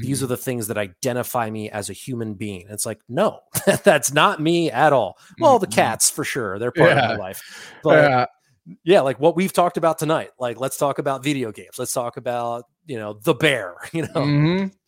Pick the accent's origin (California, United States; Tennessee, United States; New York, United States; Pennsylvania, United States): Pennsylvania, United States; Philadelphia; we're immediately on the same page because we are from Philadelphia